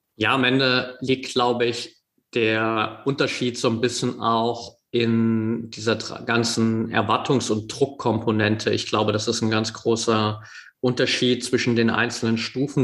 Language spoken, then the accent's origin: German; near Dresden, Saxony, Germany; ich bin in der Nähe von Dresden aufgewachsen